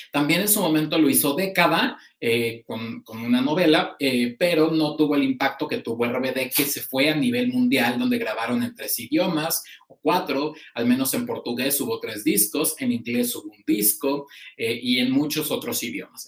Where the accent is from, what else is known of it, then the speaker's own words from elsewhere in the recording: Mexico; como público mexicano